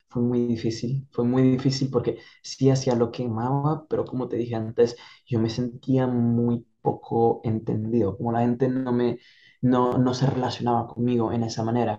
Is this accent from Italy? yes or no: yes; Italy; Spanish is a second language; moved away as an adult; now in United States; Yo crecí y nací en Italia